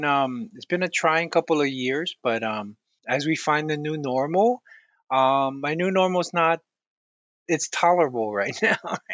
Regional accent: Hawaii, United States; So I was born and raised in Hawaii. And so a lot of my upbringing was in the Pacific.

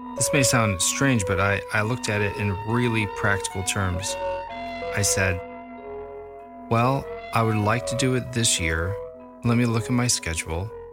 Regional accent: Libertyville, Illinois, United States; I grew up in Libertyville, Illinois, which is about 35, 40 miles north of the city of Chicago.

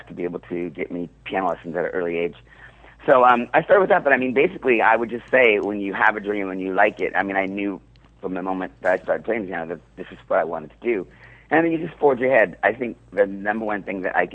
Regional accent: Seattle, Washington, United States; now in New York, United States; I grew up in Seattle

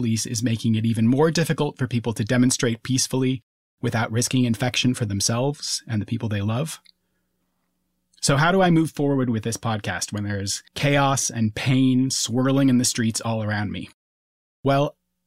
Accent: Minneapolis–Saint Paul, Minnesota, United States; I grew up in Minnesota, in the Twin Cities

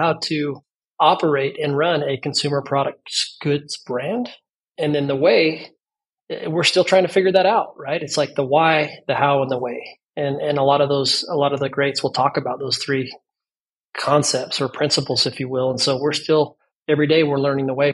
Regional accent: Las Vegas, Nevada, United States; I was born and raised in Las Vegas

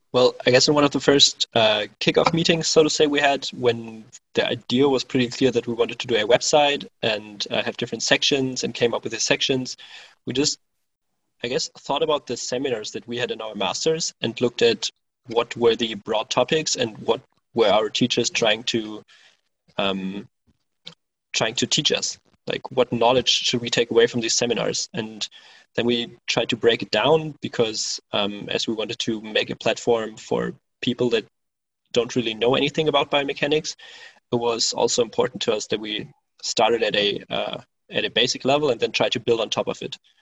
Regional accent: Berlin, Germany; moved away as an adult; now in Cologne, Germany; I'm originally from Berlin, so the capital of Germany, and back in 2014, I moved to Cologne

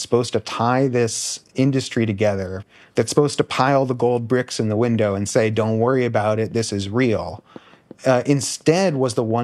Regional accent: Palo Alto, California, United States; growing up in Palo Alto.

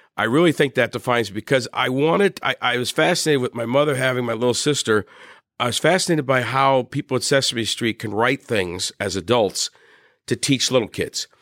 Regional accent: Wilkes-Barre, Pennsylvania, United States; moved away as an adult; also born or lived in South Bend, Indiana; now in Indiana, United States; I grew up in Wilkes-Barre, Pennsylvania, uh, went to college there

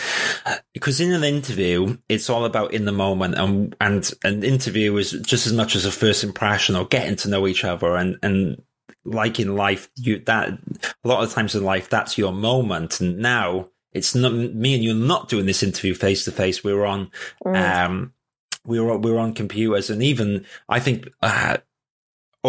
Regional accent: Wales, United Kingdom; first language English; I'm actually Welsh and I don't speak Welsh.

